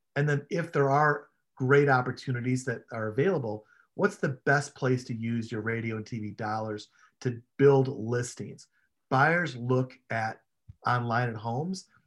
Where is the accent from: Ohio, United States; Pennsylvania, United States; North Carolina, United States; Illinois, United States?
Illinois, United States; Chicago; I grew up in Chicago